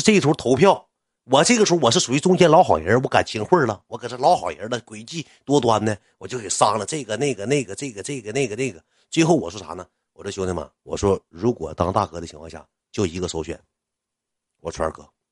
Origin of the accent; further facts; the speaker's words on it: Qitaihe, Heilongjiang, China; 我跳到茄子河区里上高中